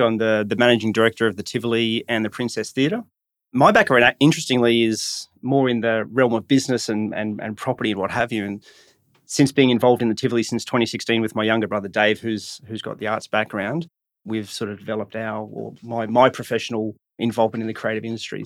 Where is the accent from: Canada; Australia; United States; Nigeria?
Australia; Brisbane, Queensland; growing up in Brisbane, my, my, um, you know, I don't come from an artistic background, but I was involved in sport as a, as a kid